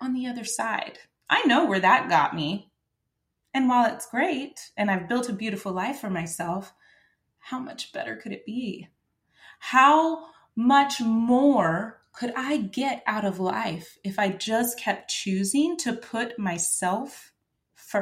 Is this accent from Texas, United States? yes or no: yes; Texas, United States; I'm from Texas